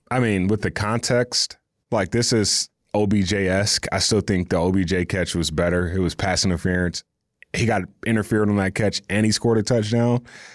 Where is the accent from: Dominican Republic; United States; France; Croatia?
United States; the South; We're both from the South.